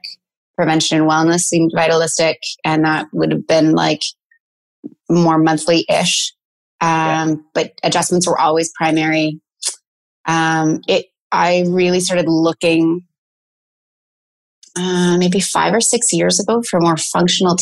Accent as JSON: {"language": "English", "town": "Penetanguishene", "region": "Ontario", "country": "Canada", "tie": "born or raised there", "moved": "as an adult", "lives_now": "Stratford, Canada", "said": "I was commuting from Penetang where I grew up."}